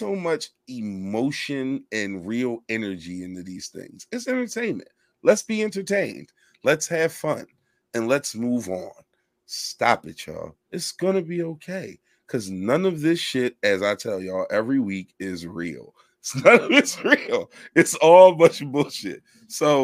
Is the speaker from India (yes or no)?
no; Philadelphia, Pennsylvania, United States; I am from Philadelphia, Pennsylvania. I was born and raised. It's where I stay right now